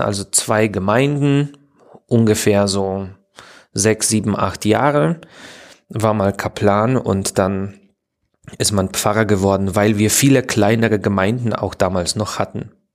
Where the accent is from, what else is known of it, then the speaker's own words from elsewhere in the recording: Poland; German is a second language; moved away as an adult; also born or lived in Opole / Saxony; now in Dresden, Germany; ich bin in Polen, in Schlesien geboren